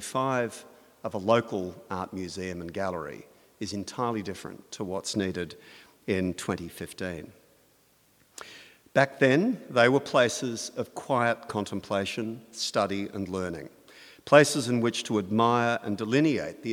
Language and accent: English; Australia; as an Australian